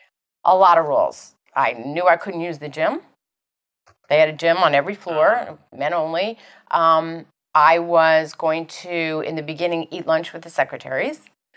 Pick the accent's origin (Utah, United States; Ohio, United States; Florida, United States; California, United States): California, United States; Los Angeles; also born or lived in Chicago / New Orleans / Cleveland; He says, where are you from? I said, Los Angeles, but I went to boarding school here. Lived in Chicago, lived in New Orleans, lived in Cleveland.